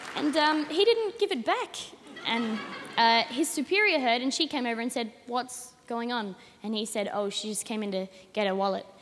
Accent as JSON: {"language": "English", "town": "Adelaide", "region": "South Australia", "country": "Australia", "said": "I'm 19 and I'm from Adelaide."}